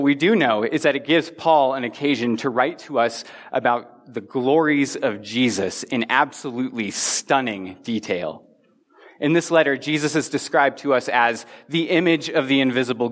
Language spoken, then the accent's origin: English; Front Range of Colorado, United States; I grew up on the Front Range of Colorado, which means that the mountains have always been to my west.